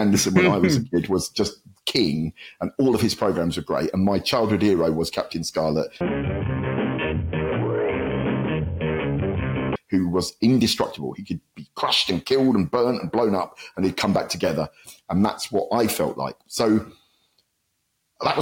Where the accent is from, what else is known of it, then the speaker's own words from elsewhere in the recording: Luton, East of England, United Kingdom; my hometown of Luton